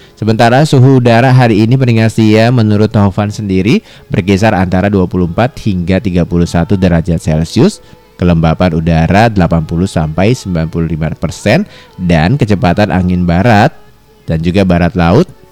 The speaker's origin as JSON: {"language": "Indonesian", "area": "Thousand Islands", "region": "Jakarta", "country": "Indonesia", "said": "kita sebagai warga Pulau Seribu"}